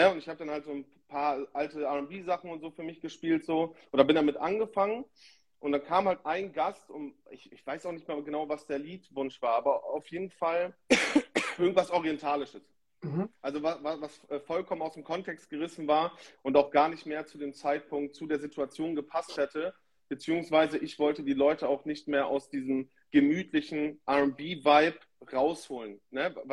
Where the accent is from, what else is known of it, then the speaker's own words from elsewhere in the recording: Lingen, Lower Saxony, Germany; ich komme aus Lingen bzw. Schüttorf, also Norddeutschland, Niedersachsen